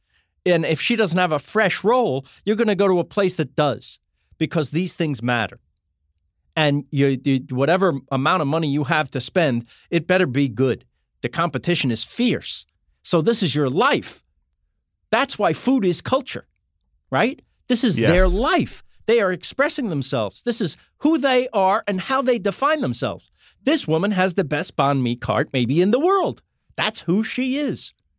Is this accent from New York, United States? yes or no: yes; New York, United States; And I'm from New York. I'm a hardcore New Yorker.